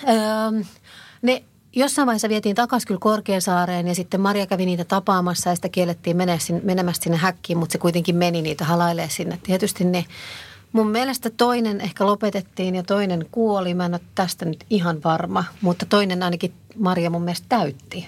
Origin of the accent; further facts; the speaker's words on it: Helsinki, Uusimaa, Finland; mä oon kasvanut Meilahdessa